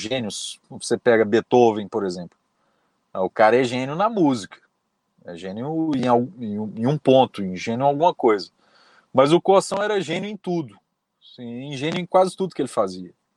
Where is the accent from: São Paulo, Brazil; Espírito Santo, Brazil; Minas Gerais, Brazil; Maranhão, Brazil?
Minas Gerais, Brazil; Belo Horizonte; also born or lived in Brasília; eu sou nascido em Belo Horizonte, moro em Belo Horizonte